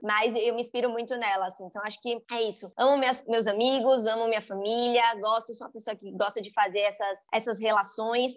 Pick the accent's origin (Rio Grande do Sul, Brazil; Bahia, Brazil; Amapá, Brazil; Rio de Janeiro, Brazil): Bahia, Brazil; Salvador; Sou sou baiana de Salvador, eu me identifico muito com o meu território, assim, com o meu sotaque